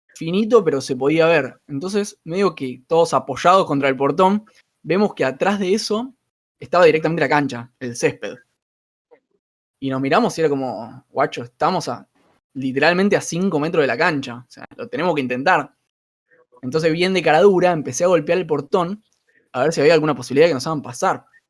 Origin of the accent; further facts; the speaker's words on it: Argentina; Somos periodistas argentina